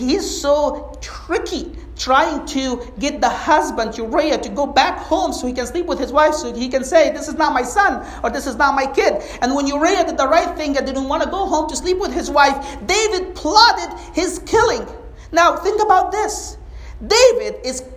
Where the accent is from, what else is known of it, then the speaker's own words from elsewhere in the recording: Egypt; moved away as an adult; now in United States; I grew up in Egypt. And we're very conservative, like as a society, as a culture. I came to the States when I was 22